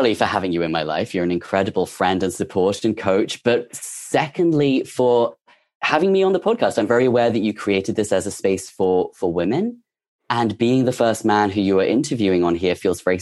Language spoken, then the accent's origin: English; England, United Kingdom; moved away as an adult; now in United States; I'm English. I had just moved to the USA.